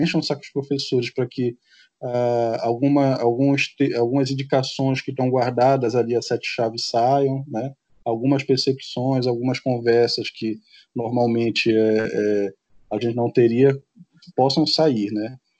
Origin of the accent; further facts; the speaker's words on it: Amapá, Brazil; enquanto amazônidas, enquanto nortistas